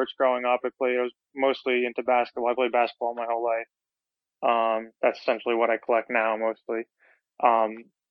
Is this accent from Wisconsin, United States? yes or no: no; New Jersey, United States; now in Hoboken, United States; I'm actually from South Jersey originally